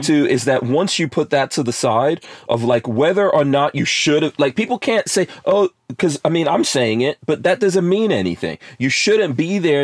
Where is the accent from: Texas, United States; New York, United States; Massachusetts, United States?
New York, United States; New York City; moved away; growing up in New York City and I grew up in New York in the 80s